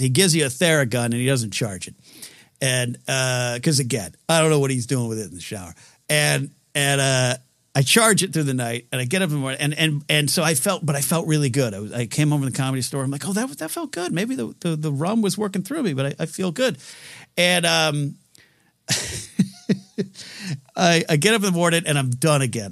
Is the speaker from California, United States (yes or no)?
yes; Central Coast of California, United States; also born or lived in Orange County, California; the neck of the woods that I grew up in, uh, after I moved up from Orange County at seven to, to Central Coast of California.